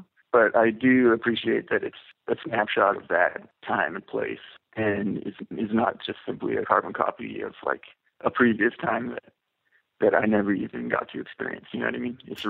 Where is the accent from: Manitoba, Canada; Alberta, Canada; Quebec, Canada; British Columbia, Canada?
British Columbia, Canada; Vancouver; Yeah, that is definitely the case from growing up in Vancouver, because it was always like a really small scene.